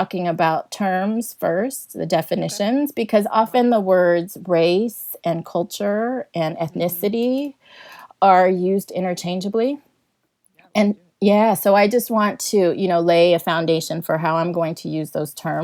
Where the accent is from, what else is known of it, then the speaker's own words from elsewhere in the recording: San Diego, California, United States; moved away as an adult; now in Texas, United States; I was born and raised in San Diego, California, but I've been living here in Texas since, I've been living here in Texas for 20 years now